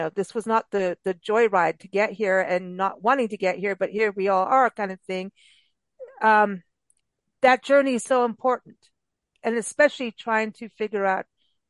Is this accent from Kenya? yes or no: yes; Kenya; moved away; also born or lived in South Africa; most of my life, I was raised in Kenya and South Africa.